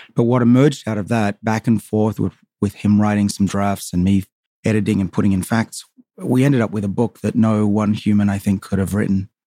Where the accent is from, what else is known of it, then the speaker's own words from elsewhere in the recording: Sydney, New South Wales, Australia; moved away as an adult; now in United States; I grew up on the northern suburbs of Sydney, a little town called Saint Ives.